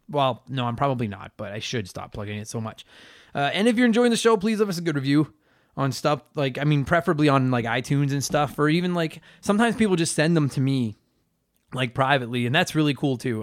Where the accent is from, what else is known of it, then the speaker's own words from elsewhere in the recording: Canada; I'm Canadian, and I could only fight against my Canadian heritage for so long